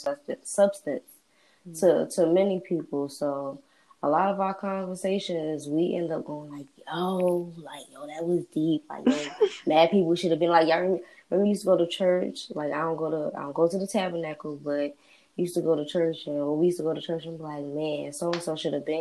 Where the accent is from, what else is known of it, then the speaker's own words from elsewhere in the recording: New Jersey, United States; I'm from Jersey